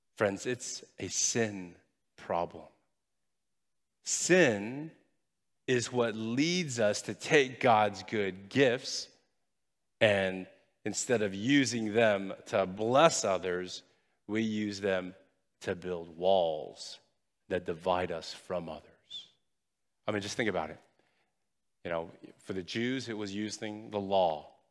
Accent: United States; I'm Chinese by ethnicity. I'm American by nationality, and I'm proud of being both

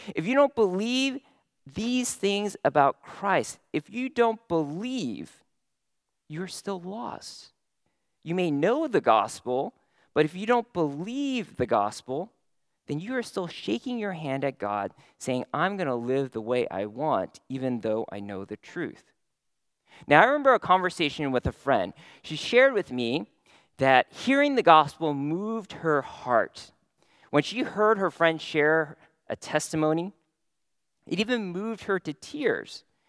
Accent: San Francisco Bay Area, California, United States; now in Houston, United States; growing up in the San Francisco Bay Area

